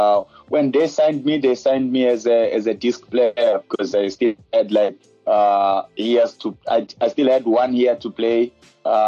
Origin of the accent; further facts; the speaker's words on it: Xai-Xai, Gaza Province, Mozambique; moved away as an adult; also born or lived in Maputo, Mozambique / Portugal; now in Cape Town, South Africa; when I was playing for Desportivo of Taven in my hometown, Shai Shai